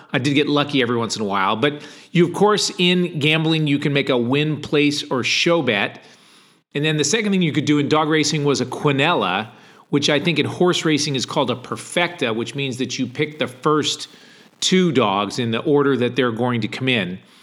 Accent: Ledyard, Connecticut, United States; I lived in a small town in Connecticut, uh, called Ledyard, Connecticut

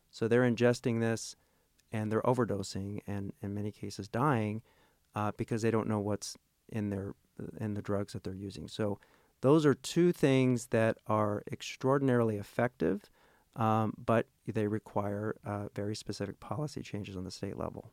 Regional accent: Tulsa, Oklahoma, United States; moved away as an adult; also born or lived in Rhode Island; now in Little Rock, United States; I'm originally from Oklahoma, Tol-, grew up in Tulsa, Oklahoma

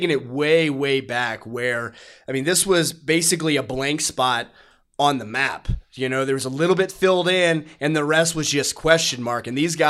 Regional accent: Virginia, United States; I was born and raised in Virginia, not in the mountains, but pretty close to, you know, just hours away.

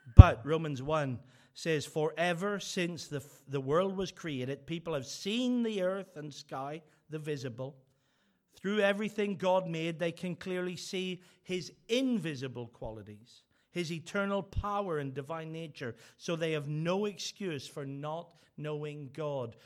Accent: Northern Ireland, United Kingdom; I'm from Northern Ireland

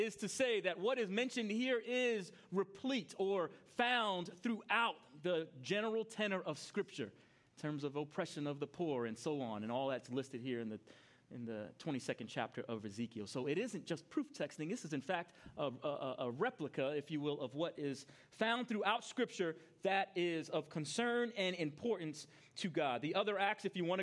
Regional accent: New York, United States; I grew up in New York

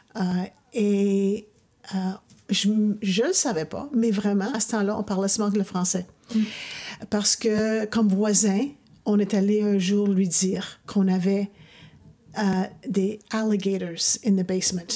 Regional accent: Ottawa, Ontario, Canada; moved away as an adult; also born or lived in Mexico; je suis née à Ottawa en 1957

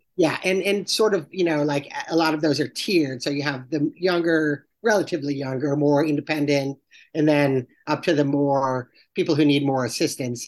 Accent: Salisbury, Connecticut, United States; moved away; I'm from Salisbury, Connecticut, which is the little town right next door

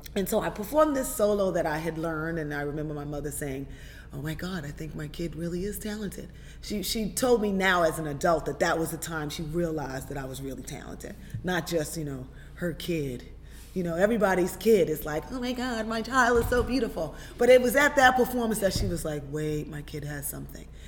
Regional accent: New York City, New York, United States; growing up in Brooklyn

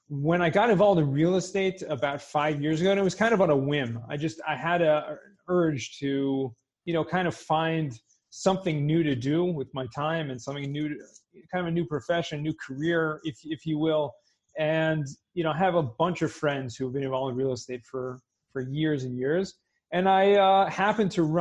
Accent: Southern California, United States; I grew up in Southern California

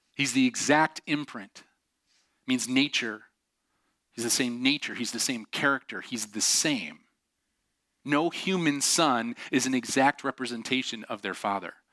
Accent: Syracuse, New York, United States; I grew up just outside of Syracuse

